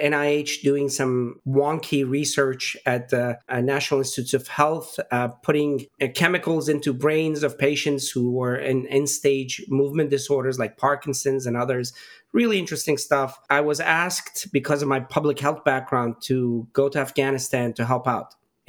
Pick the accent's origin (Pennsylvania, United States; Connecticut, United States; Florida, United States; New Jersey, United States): Pennsylvania, United States; Pittsburgh; I grew up in Pittsburgh for the most part.